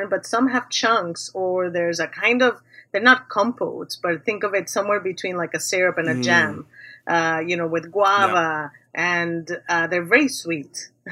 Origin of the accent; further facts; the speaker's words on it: Mexico City, Mexico; growing up in Mexico City